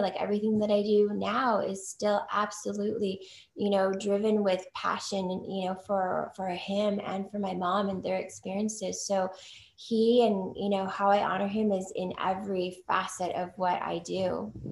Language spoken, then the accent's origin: English; United States; I'm Chinese American, firstborn, you know, first generation born here in the US